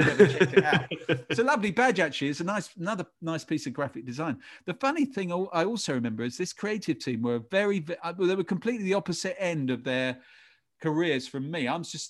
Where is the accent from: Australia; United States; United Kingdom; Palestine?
United Kingdom; England; I'm part Irish. I've got an Irish name, but I grew up in England.